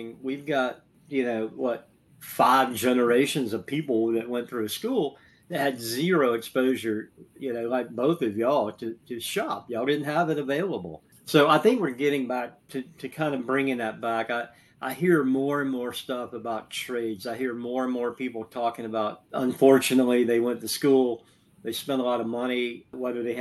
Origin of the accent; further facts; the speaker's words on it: Southeast, United States; I grew up in the Southeast